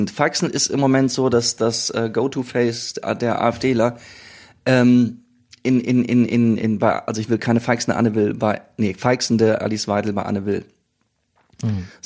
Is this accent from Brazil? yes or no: no; South Korea; Aus äh, Südkorea.